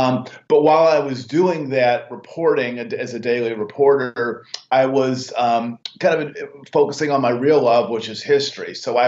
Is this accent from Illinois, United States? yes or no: yes; Illinois, United States; moved away as an adult; also born or lived in Washington, D.C.; I'm from the Midwest, grew up in Illinois, went to a small liberal arts school in Illinois.